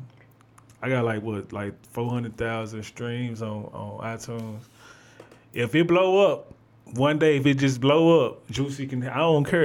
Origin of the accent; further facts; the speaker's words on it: Memphis, Tennessee, United States; I'm from Memphis, but I wasn't born in Memphis. I moved to Memphis in 2000